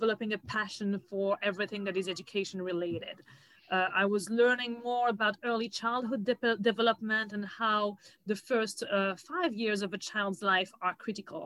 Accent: suburb of Paris, Île-de-France, France; moved away as an adult; now in New York, United States; I was born and raised in France, more specifically in the suburb of Paris

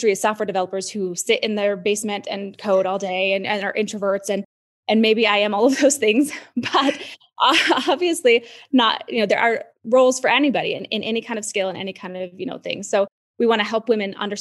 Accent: Utah, United States; moved away; my home state of Utah

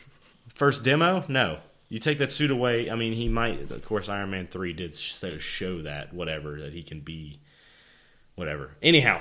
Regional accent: Iowa, United States; also born or lived in Lake Charles, Louisiana; I was born in Lake Charles, but raised in Iowa

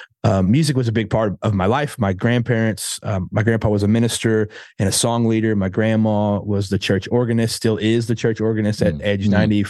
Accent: Indiana, United States; Yeah, man. Gosh, I mean, born and raised in Indiana. Don't know much of anything else.

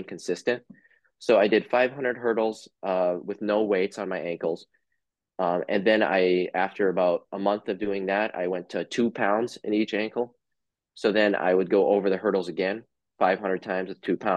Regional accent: Upper Michigan, United States; moved away; I grew up in Upper Michigan

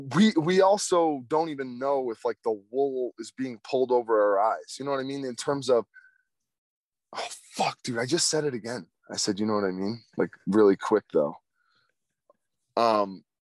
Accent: United States; us as American citizens

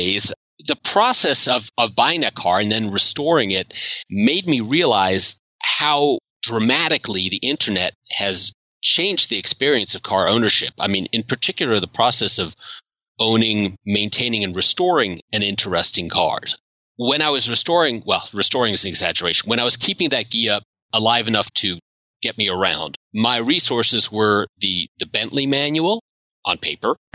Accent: Washington, District of Columbia, United States; I grew up in the Washington, D.C. area

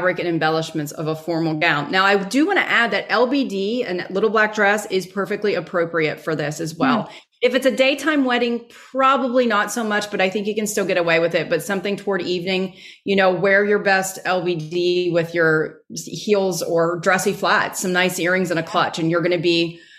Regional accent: Texas, United States; I'm from Texas

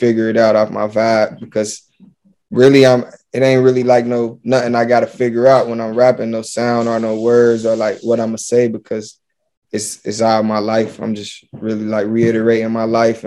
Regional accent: Cincinnati, Ohio, United States; now in Detroit, United States; I'm from Cincinnati, Ohio

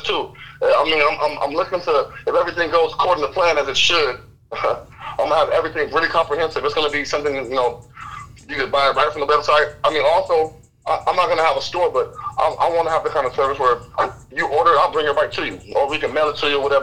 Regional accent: Pasadena, California, United States; also born or lived in Upland, California; now in Rancho Cucamonga, United States; I was born in Pasadena. But, you know, I migrated east. I grew my mustache in Upland.

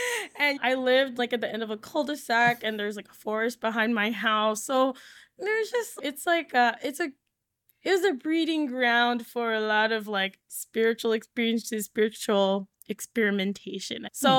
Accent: Hawaii, United States; So for me, growing up in Hawaii was like a whole nother layer on top

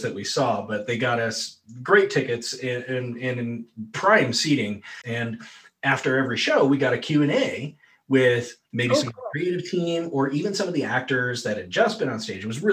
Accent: Wyoming, United States; I'm from Wyoming

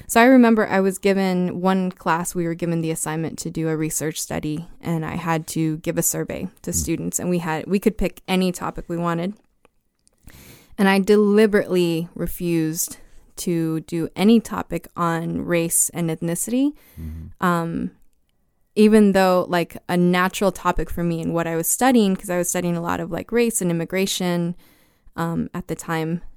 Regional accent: El Paso, Texas, United States; born or raised there

